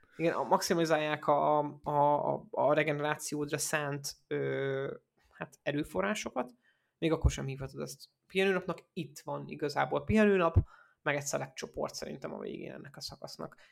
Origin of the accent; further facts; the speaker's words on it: Debrecen area, Hajdú-Bihar, Hungary; én arra a környékre származom